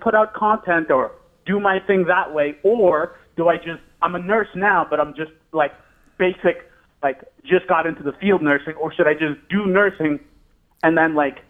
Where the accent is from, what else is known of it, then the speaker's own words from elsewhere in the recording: Newton, Massachusetts, United States; I went to Newton North. I also grew up in Newton.